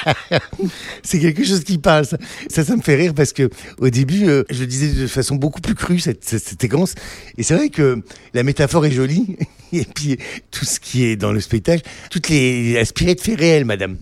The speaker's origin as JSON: {"language": "French", "area": "the North", "region": "Hauts-de-France", "country": "France", "said": "je viens du Nord"}